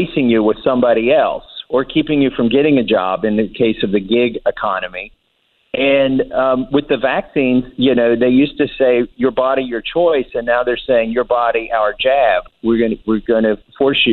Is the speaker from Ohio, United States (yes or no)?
no; Appalachia, Eastern Kentucky, United States; moved away as an adult; also born or lived in Cambridge, Massachusetts; I'm still a hillbilly. I grew up in Eastern Kentucky in Appalachia